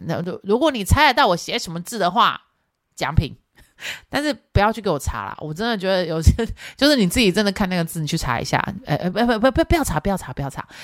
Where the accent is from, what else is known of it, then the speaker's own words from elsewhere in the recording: Yunlin County, Taiwan; moved away; 我是来自云林，就我们娘家， 我娘家在云林